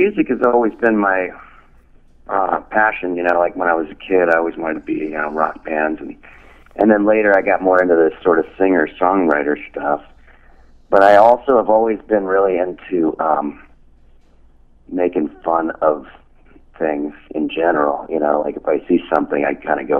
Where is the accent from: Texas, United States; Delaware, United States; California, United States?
California, United States; Los Angeles; Yeah, I'm originally from I'm from Los Angeles.